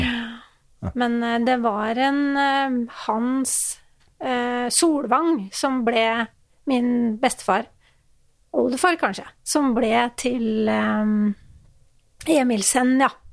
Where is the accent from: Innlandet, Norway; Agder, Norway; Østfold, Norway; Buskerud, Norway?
Innlandet, Norway; Hamar; moved away; Og jeg er jo fra Hamar, egentlig.